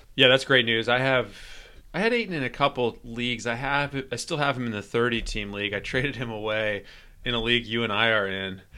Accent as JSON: {"language": "English", "town": "Atlanta", "region": "Georgia", "country": "United States", "tie": "born or raised there", "said": "my hometown team"}